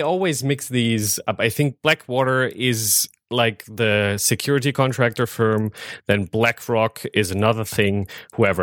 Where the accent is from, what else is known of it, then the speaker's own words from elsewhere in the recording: Germany; moved away as an adult; now in United States; I'm from Germany